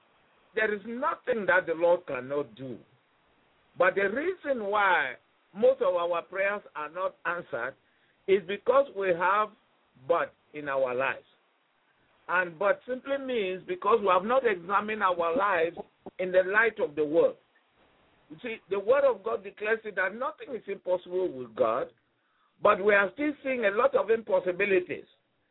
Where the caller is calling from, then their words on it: Kensington, Kansas, United States; And I'm talking from Kensington in Kansas, the U.S.